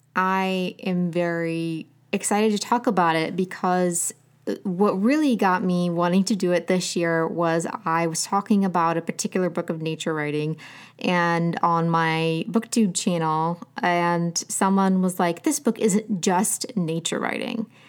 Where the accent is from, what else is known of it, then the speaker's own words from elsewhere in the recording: Southern Ohio, United States; I grew up in Southern Ohio